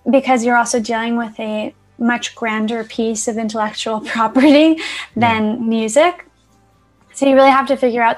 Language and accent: English; New York City, New York, United States; moved away as an adult; now in Los Angeles, United States; I'm originally from Queens, New York. So I kind of grew up around like the Woodside, Sunnyside area